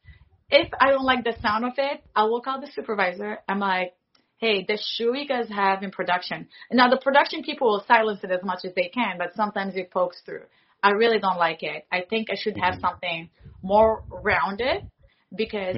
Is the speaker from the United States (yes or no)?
no; Morocco; I'm from Morocco